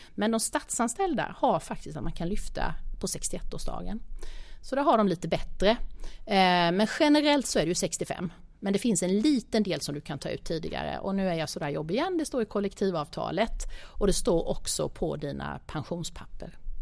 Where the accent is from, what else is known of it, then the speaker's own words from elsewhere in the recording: Småland, Sweden; jag kommer ju från Småland, vi, bo, vi bor ganska billigt i det lilla samhället där jag bor